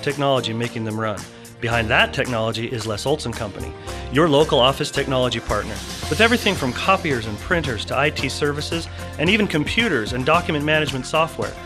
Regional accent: Lafayette, Indiana, United States; now in Cache Valley, United States; The five high schools in my hometown made up uh, our team, the Greater Lafayette Hawks

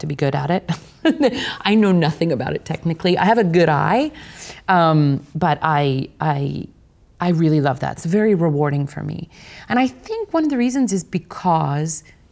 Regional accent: Kansas, United States; my fellow Kansan

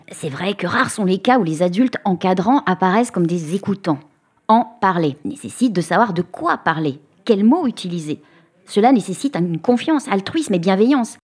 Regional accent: France; Chez nous, en France

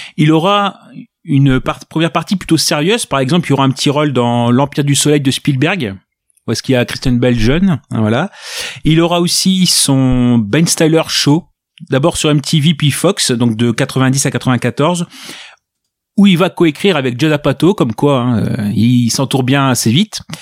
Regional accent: Ch'ti, Hauts-de-France, France; Je suis, je suis ch'ti

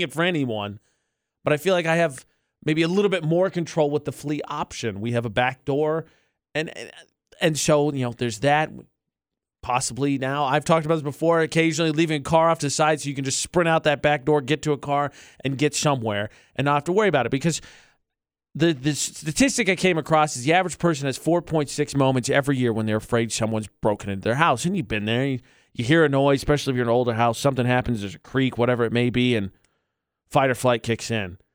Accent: United States; moved away; my hometown because it's in between Chicago and Illinois

